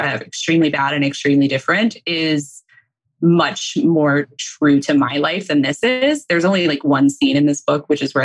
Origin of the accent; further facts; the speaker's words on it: North Texas, United States; So I grew up in North Texas, like CJ